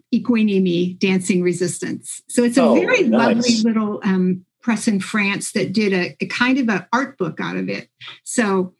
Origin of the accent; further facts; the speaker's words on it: Mahnomen, Minnesota, United States; also born or lived in Thief River Falls, Minnesota; when I was growing up in Minomen, there was a hotel